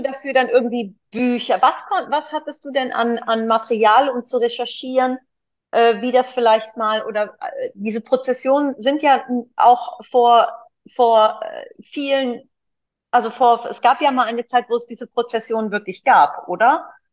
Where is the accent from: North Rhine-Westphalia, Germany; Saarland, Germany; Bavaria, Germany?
North Rhine-Westphalia, Germany; Cologne; als Kölnerin